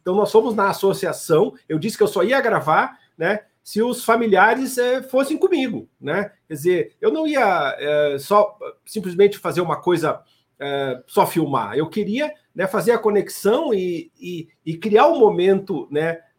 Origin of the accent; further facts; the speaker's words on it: Santa Maria, Rio Grande do Sul, Brazil; me formei em Santa Maria, me criei em Santa Maria